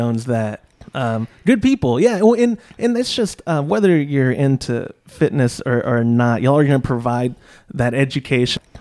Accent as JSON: {"language": "English", "town": "Austin", "region": "Texas", "country": "United States", "tie": "born or raised there", "said": "I grew up near Marbridge, which is in South Austin"}